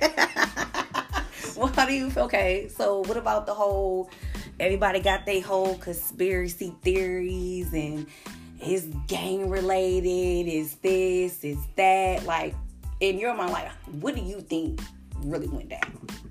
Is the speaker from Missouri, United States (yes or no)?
no; Long Beach, California, United States; also born or lived in Chicago; I am originally from Chicago, but I was born and raised in California, Eastside Long Beach